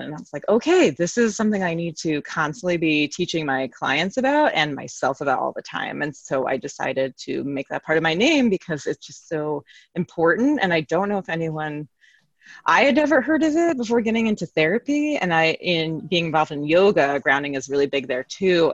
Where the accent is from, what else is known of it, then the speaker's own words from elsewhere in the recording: New York City, New York, United States; now in Connecticut, United States; I'm from New York City